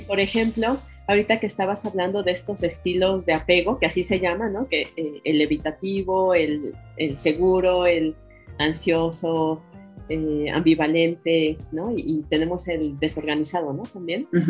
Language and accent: Spanish; Mexico; somos bien mexicanos